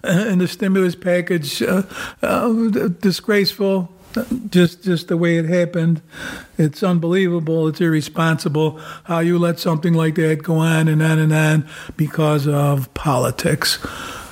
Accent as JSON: {"language": "English", "region": "New York", "country": "United States", "said": "we're from New York State"}